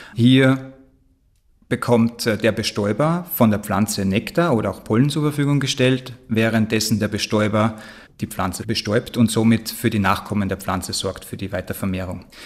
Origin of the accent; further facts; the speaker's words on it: Austria; aber auch bei uns in Österreich